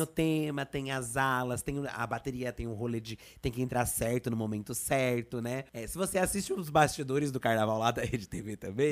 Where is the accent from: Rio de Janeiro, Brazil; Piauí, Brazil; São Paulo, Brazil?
São Paulo, Brazil; eu sou daqui de São Paulo